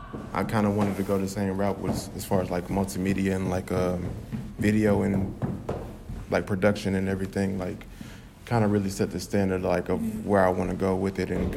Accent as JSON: {"language": "English", "town": "Dallas", "region": "Texas", "country": "United States", "tie": "born or raised there", "said": "I came from South Oak Cliff and it's pretty much like majority black."}